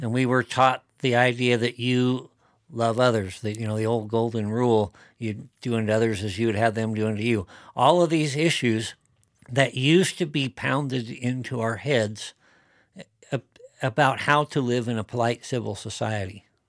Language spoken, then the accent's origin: English; Wyoming, United States; growing up in Wyoming, spent a lot of time over in the area around Shell where my dad lived